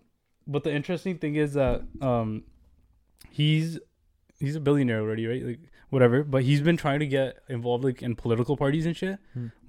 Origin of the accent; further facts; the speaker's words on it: Canada; As Canadians, this is from as a Canadian